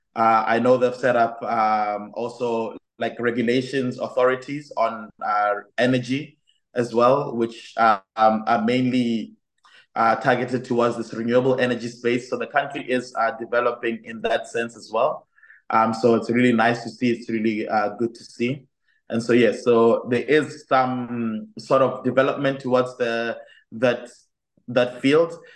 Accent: Botswana; moved away as an adult; now in Enschede, Netherlands; I come from Botswana, which is a very beautiful country in the south of Africa. Um, and while I was studying, or while I was in my high school and living in Botswana at the time

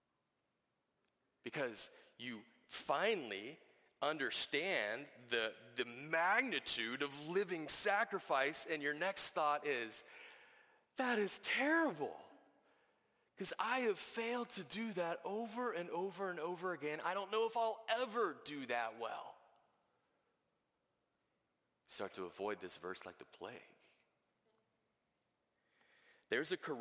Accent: the South, United States; I grew up in the South

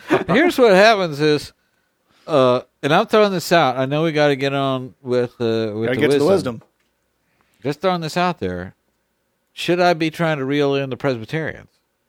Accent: Argentina; I never heard of that podcast, and I'm from Argentina.

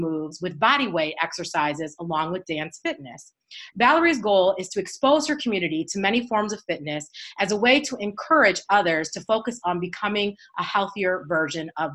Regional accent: Kalamazoo, Michigan, United States; my hometown of Kalamazoo

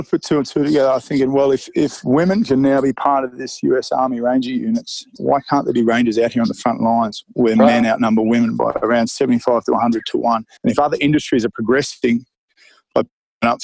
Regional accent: Australia; I'm an Aussie

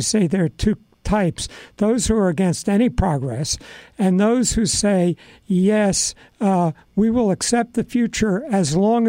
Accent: United States; I'm an American.

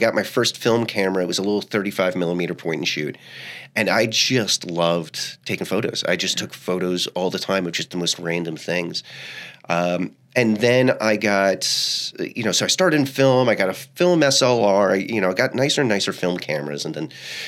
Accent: Selden, New York, United States; moved away; also born or lived in Ybor City, Tampa, Florida; So a lot of it was spent on Long Island

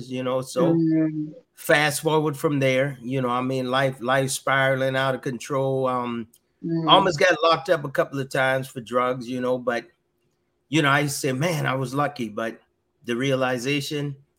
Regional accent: Georgetown, South Carolina, United States; moved away as an adult; I grew up in South Carolina, Georgetown

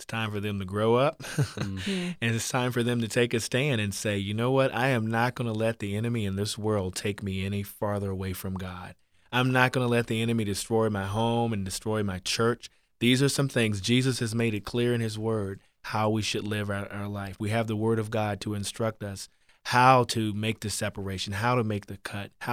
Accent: Virginia, United States; I grew up in Virginia on the farm

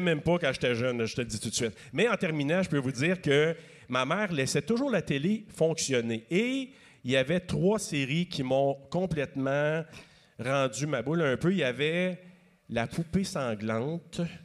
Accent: Maniwaki, Quebec, Canada; je viens d'un coin de Maniwaki, donc on avait trois postes et demi à peu près qu'on pouvait regarder à la télé à l'époque.

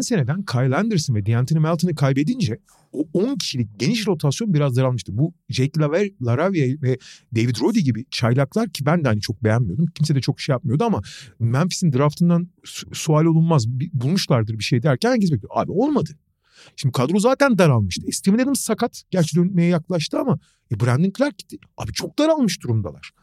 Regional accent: Turkey

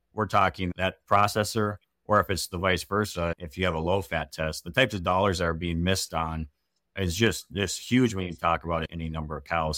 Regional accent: Wisconsin, United States; also born or lived in Minnesota; I grew up in Wisconsin

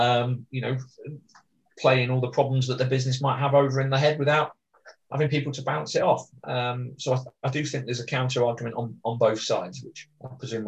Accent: England, United Kingdom; as an Englishman

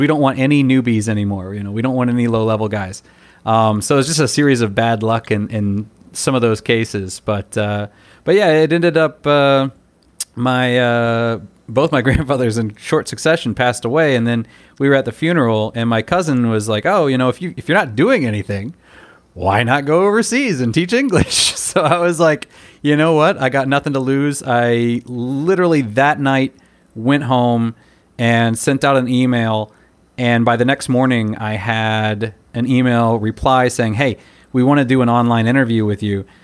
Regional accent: United States; moved away as an adult; now in Taiwan

